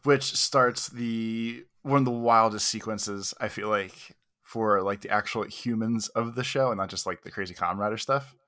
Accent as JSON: {"language": "English", "country": "United States", "said": "I'm very American"}